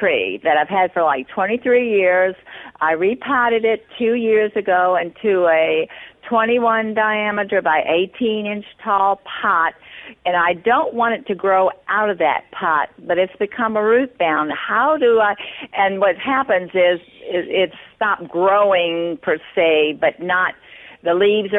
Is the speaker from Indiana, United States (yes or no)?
no; New Orleans, Louisiana, United States; now in Jackson, United States; I'm from New Orleans